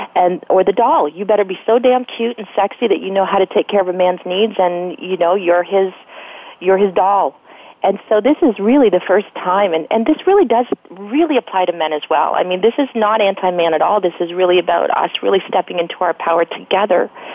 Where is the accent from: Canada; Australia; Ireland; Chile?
Canada; I'm Canadian